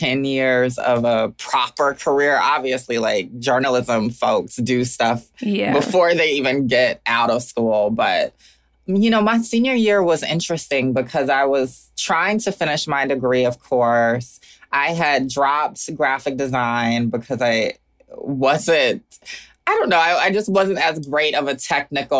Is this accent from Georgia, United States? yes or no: yes; Augusta, Georgia, United States; moved away as an adult; also born or lived in Atlanta, Georgia / Oakland, California; now in Brooklyn, United States; Even though I live in Brooklyn now, I am forever from Augusta, Georgia